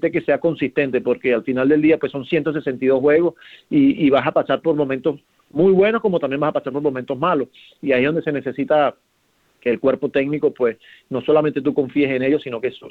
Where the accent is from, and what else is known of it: Venezuela